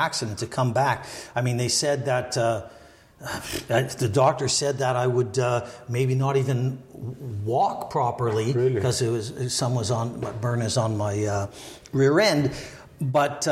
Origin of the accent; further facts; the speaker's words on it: Montreal, Quebec, Canada; I was born and raised in Montreal.